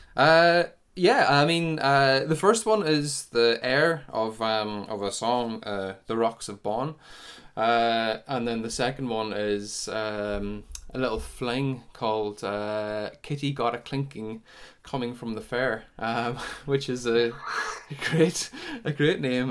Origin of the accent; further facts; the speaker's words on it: Sion Mills, Northern Ireland, United Kingdom; I come from Cyan Mills in County Tyrone, just up on the, up on the border, really, a couple of miles from the border, uh, t, uh, of Donegal.